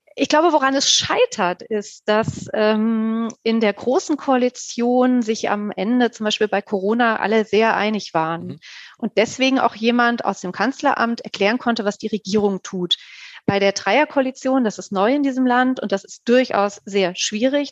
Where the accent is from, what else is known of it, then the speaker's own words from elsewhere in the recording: Wiesbaden, Hesse, Germany; Wiesbaden, übrigens meine Heimatstadt